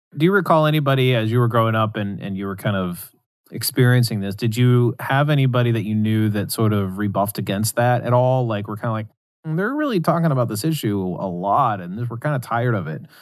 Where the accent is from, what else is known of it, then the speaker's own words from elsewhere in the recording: West Virginia, United States; where I grew up in West Virginia